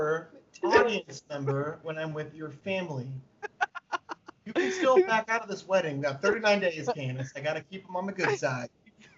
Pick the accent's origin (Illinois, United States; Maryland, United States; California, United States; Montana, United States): Illinois, United States; Chicago